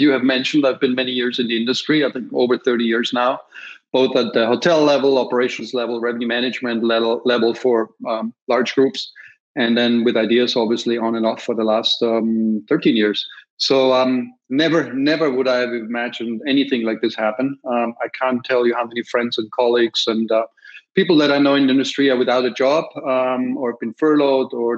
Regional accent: Austria; accent: Austrian; now in Minneapolis, United States; My accent is from Austria. I am based in Minneapolis

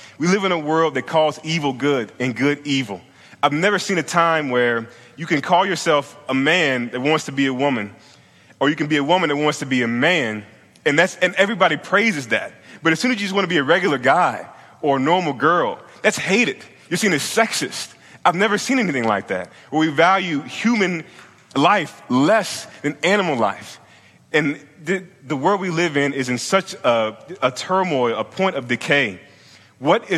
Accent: Virginia, United States; moved away; I'm from Virginia, I'm from the South.

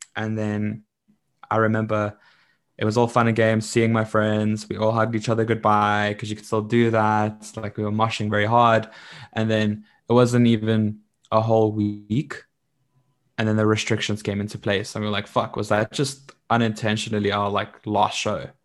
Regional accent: Middelburg, Mpumalanga, South Africa; I come from Middelburg

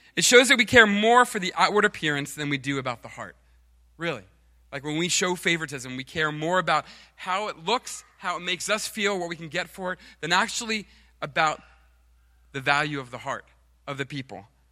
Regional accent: United States

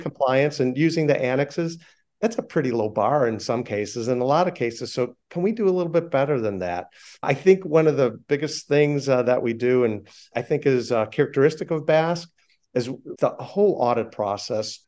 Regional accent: Chicago, Illinois, United States; I'm from Chicago

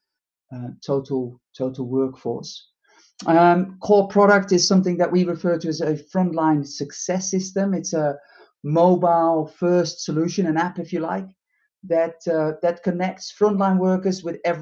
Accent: Netherlands; moved away as an adult; also born or lived in United Kingdom; it's hard to deny where I'm from originally from the Netherlands

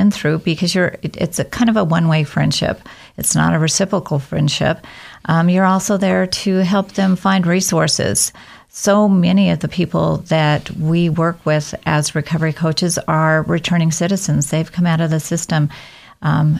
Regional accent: Oregon, United States; moved away as an adult; also born or lived in Washington / Seattle area; now in Idaho, United States; I actually was born in Oregon, pretty much born and raised in the state of Oregon

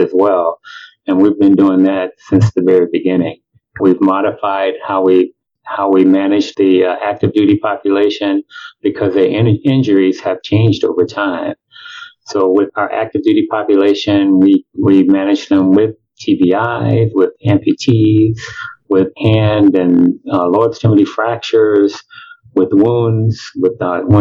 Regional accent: Chicago, Illinois, United States; moved away as an adult; also born or lived in Milwaukee, Wisconsin; now in Tampa, United States; I'm originally from Chicago. I grew up there and did most of my initial training there

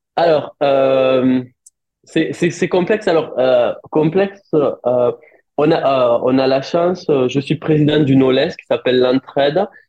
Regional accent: France; moved away as an adult; now in South Africa; en tant que Français

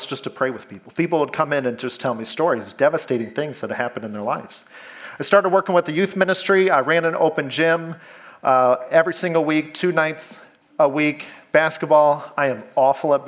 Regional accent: Iowa, United States; moved away; I'm from Iowa

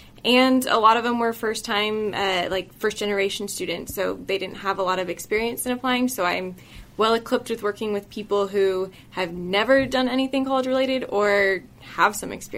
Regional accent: Orange County, California, United States; I'm actually from Orange County, so not too far away, kind of grew up in the area

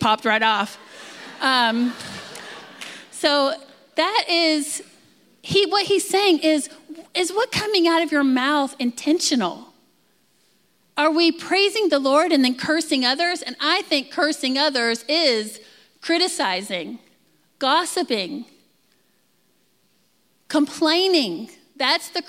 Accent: Texas, United States; I'm from Texas

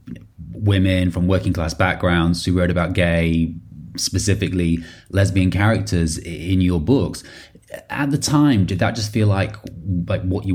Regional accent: Harrogate, Yorkshire and the Humber, United Kingdom; I grew up in Harrogate

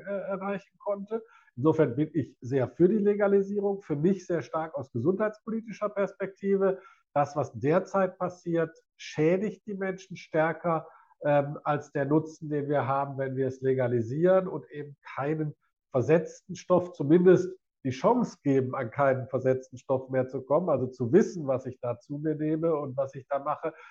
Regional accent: Essen, North Rhine-Westphalia, Germany; für meine Heimatstadt

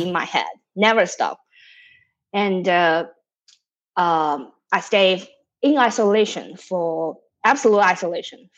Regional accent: China; moved away as an adult; also born or lived in Manhattan, New York / Voorhees, New Jersey; now in Boston, United States; I'm from China.

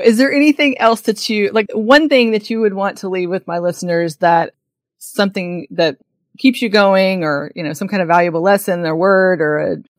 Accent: Oklahoma, United States; I'm from Oklahoma.

